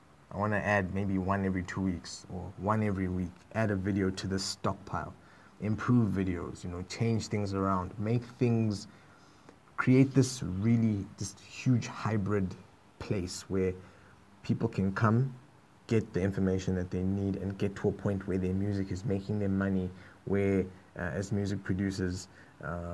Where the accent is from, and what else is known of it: South Africa